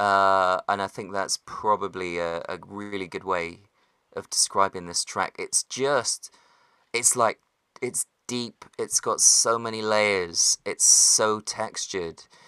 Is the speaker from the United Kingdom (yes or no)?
yes; West Country, South West England, United Kingdom; It's because I'm from the West Country